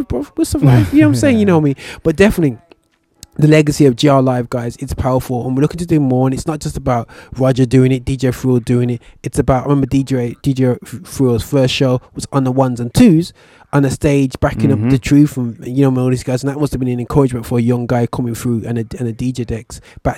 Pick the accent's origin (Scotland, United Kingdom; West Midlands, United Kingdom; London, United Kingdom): West Midlands, United Kingdom; Birmingham; as a Brummie in Birmingham